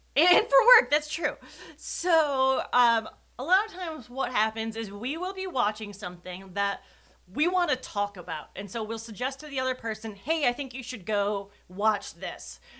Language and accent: English; Wisconsin, United States; I am from Wisconsin